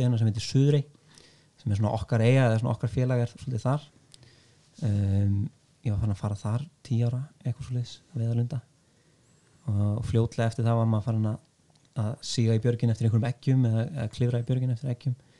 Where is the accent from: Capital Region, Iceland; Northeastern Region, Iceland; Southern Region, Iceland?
Southern Region, Iceland; Vestmannaeyjar; Ég er fættur uppalinn í Vespunni